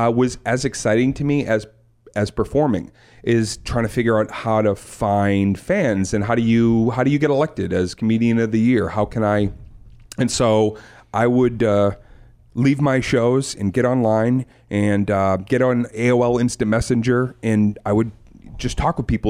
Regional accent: New England, United States; growing up in New England, there's colleges everywhere.

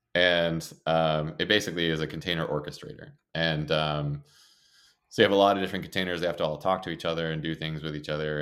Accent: Maine, United States; moved away as an adult; I came from Maine

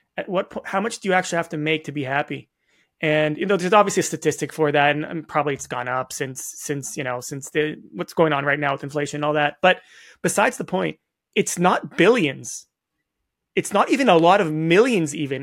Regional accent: Toronto, Ontario, Canada; I'm from Toronto.

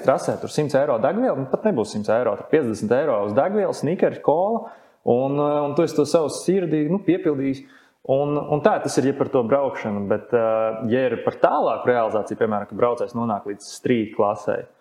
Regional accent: Latvia; Es esmu latvietis

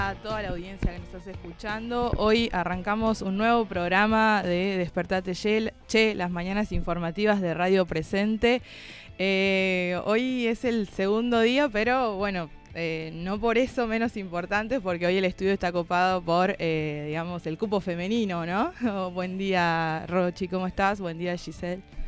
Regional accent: Tucumán, Argentina; moved away as an adult; vengo de Tucumán

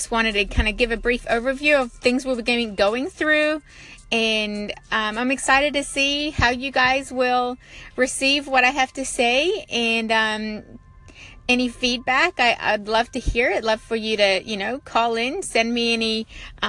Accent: New Zealand; also born or lived in America; now in United States; I'm originally from New Zealand. I live here in America now

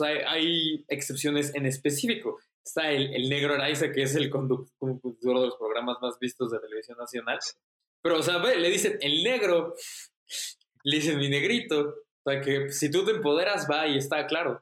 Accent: Mexico; somos mexicanos, clase media

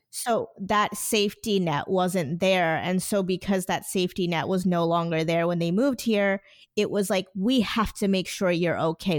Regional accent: New Jersey, United States; born or raised there; also born or lived in India

